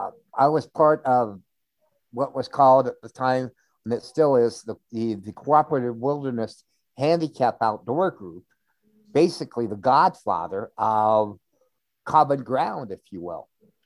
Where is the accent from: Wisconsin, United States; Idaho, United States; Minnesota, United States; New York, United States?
Idaho, United States; Pocatello; moved away as an adult; also born or lived in Washington; In Pocatello, Idaho.